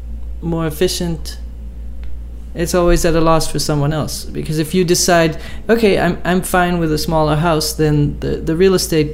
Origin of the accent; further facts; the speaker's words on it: Netherlands; I'm from the Netherlands and from a farmer's family